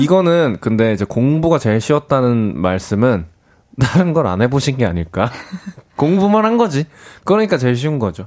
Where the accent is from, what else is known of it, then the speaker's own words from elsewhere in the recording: Namyangju, Gyeonggi Province, South Korea; 홍유흥이라고 네. 고종하고 순종하고 음. 또 하여튼 그렇게 이제 두 왕의 릉이 있는 홍유흥 옆에 살았었습니다.